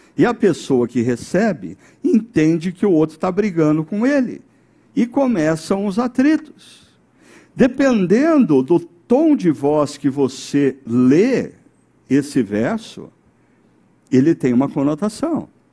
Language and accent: Portuguese; São Paulo, Brazil; Quando eu era criança pequena, lá em São Paulo, no bairro do Sumaré, e morava na rua Capital Federal